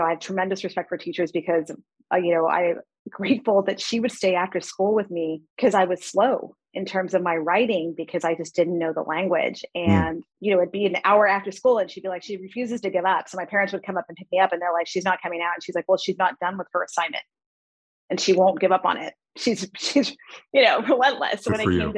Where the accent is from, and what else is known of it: El Paso, Texas, United States; born or raised there; first language Spanish; English is a second language; also born or lived in Reno, Nevada